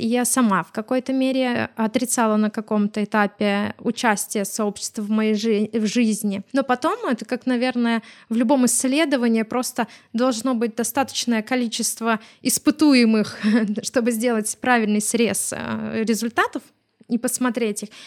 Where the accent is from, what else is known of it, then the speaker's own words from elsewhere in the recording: Smolensk, Smolensk Oblast, Russia; мы сами из Смоленска